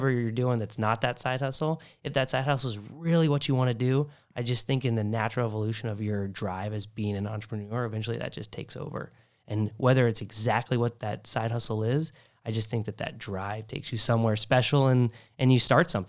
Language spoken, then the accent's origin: English; Hilton Head Island, South Carolina, United States; also born or lived in California / Texas / Las Vegas / Oregon; I was born in California, lived in Texas, Las Vegas, Oregon, grew up in Hilton Head Island, and I went all over the place.